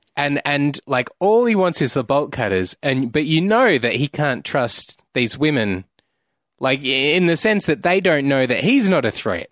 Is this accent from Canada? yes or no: no; Australia; I'm an Australian